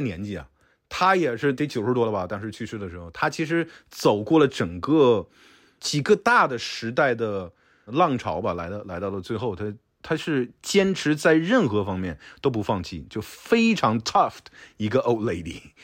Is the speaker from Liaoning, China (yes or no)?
yes; Shenyang, Liaoning, China; 小的时候在东北